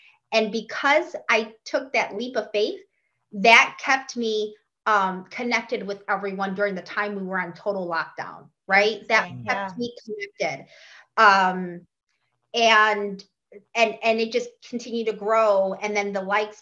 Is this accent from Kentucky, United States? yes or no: no; Chicago, Illinois, United States; now in Florida, United States; my hometown of Chicago. That's where I was born and raised. I currently live in Florida